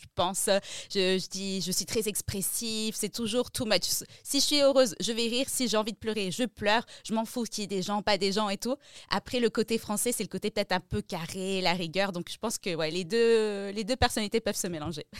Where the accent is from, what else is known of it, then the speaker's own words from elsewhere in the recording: Strasbourg, Grand Est, France; also born or lived in Peru; j'ai grandi à Strasbourg, je suis née à Strasbourg